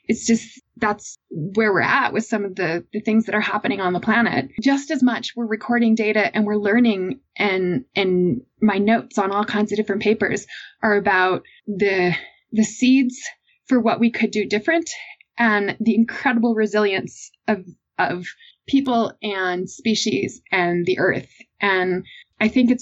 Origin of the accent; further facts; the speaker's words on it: Massachusetts, United States; I grew up in Massachusetts